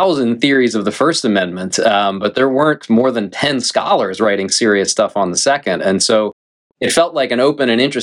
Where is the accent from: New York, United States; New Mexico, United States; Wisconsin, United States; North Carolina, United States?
North Carolina, United States; also born or lived in Washington, D.C.; I grew up here in North Carolina.